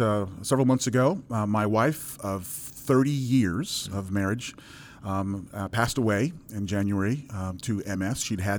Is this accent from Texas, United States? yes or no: no; New York, United States; born there; So, I come from a Caribbean background. My parents are Jamaican. I was born in New York. I'm the only American born in my family.